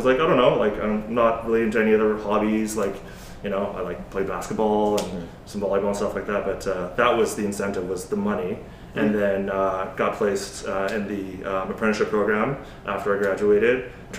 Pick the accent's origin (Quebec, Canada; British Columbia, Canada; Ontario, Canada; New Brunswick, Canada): British Columbia, Canada; Coquitlam; moved away; also born or lived in Australia; so we're both from Vancouver. Well, at least I'm from the Coquitlam, a little suburb outside of Vancouver.